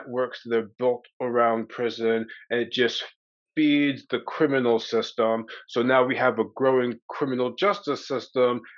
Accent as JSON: {"language": "English", "region": "Maryland", "country": "United States", "tie": "born or raised there", "said": "I was raised in Maryland to fundamentalist Christian parents"}